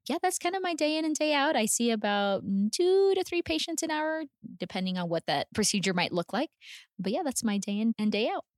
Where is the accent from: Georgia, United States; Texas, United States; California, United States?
Texas, United States; El Paso; also born or lived in Houston, Texas; I was born and raised in El Paso, Texas